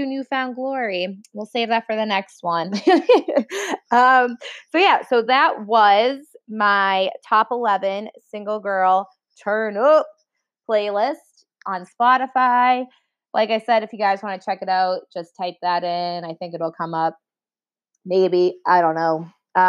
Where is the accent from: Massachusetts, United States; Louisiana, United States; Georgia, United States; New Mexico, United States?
Massachusetts, United States; Boston; accent: Boston; my Boston accent comes out